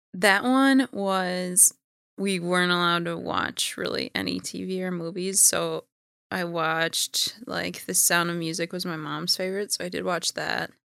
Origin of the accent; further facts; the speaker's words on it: Minneapolis, Minnesota, United States; I was born in Minneapolis.